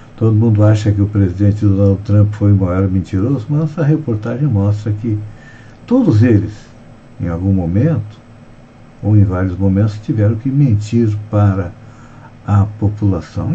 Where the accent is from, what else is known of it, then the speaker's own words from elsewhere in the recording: Santa Catarina, Brazil; nós que somos catarinenses